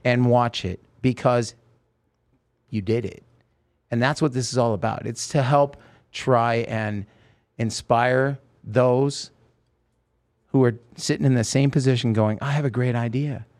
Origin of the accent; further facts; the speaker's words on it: Oregon, United States; moved away; also born or lived in Los Angeles; I grew up with in Oregon